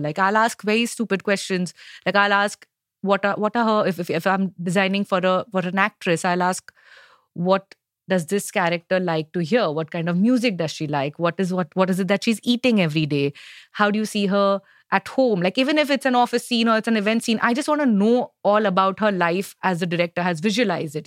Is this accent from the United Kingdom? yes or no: no; Mumbai, Maharashtra, India; I am from Bombay, I am a a Gujarati girl